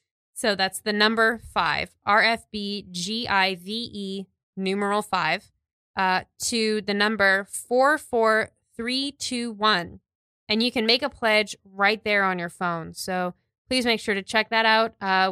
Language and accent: English; New York City, New York, United States; I was kind of becoming who I am as a New Yorker